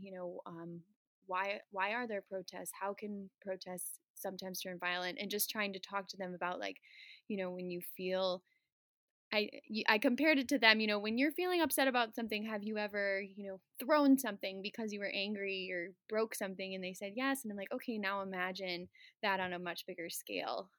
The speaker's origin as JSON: {"language": "English", "town": "Burlington", "region": "Wisconsin", "country": "United States", "tie": "born or raised there", "also_born_or_lived": "Chicago / Boston", "said": "I am a fourth grade teacher in Burlington, Wisconsin. Uh, this is my hometown. I was born in Chicago"}